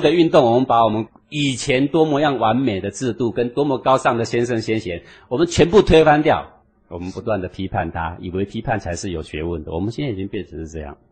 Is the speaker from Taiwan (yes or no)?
yes; Taiwan; 我们台湾人穿着西装，我们打了领带